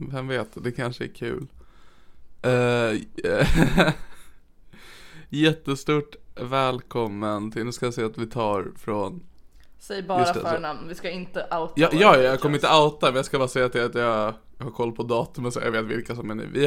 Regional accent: Norrland, Sweden; accent: Norrland; jag kan ju läsa den i min norrländska här i podden så att folk hör vad innehållet är.

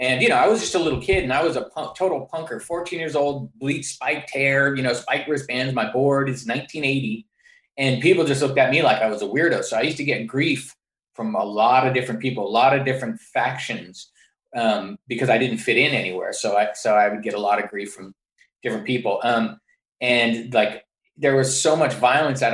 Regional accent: San Francisco, California, United States; growing up in San Francisco, I went to public school

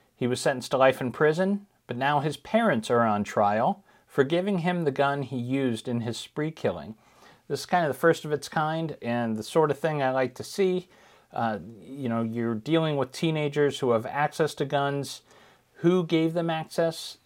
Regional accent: Ohio, United States; my home state, Ohio

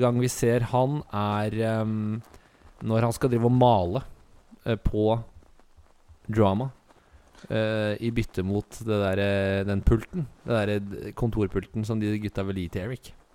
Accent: Asker, Akershus, Norway; Du og jeg er jo fra Vi har vokst opp i Asker

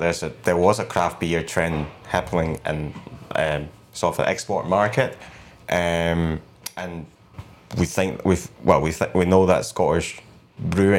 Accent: Hong Kong; moved away as an adult; now in Edinburgh, United Kingdom; I'm from Hong Kong and like we're more white spirit and red wine kind of culture

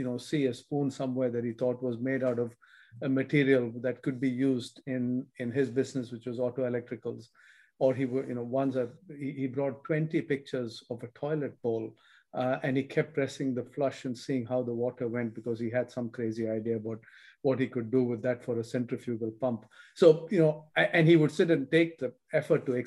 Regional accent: India; moved away as an adult; also born or lived in United States; I grew up in India and didn't leave India till I was in my 20s, early 20s to study in the US.

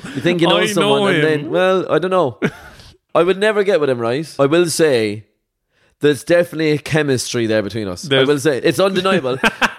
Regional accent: Cork, Munster, Ireland; we're both from Cork.

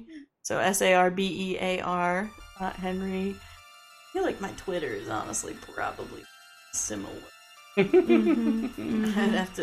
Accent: Lancaster, Pennsylvania, United States; I'm from Lank, Lancaster, Pennsylvania.

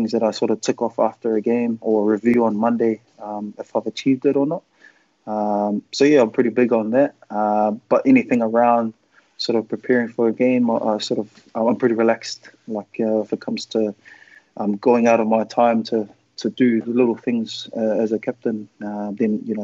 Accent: Auckland, New Zealand; moved away as an adult; I was from Auckland and from New Zealand.

